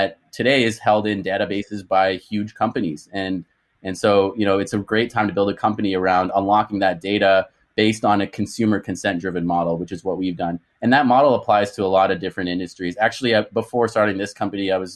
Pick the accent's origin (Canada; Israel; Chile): Canada; moved away as an adult; also born or lived in Boston; I'm Canadian, was born and raised in Canada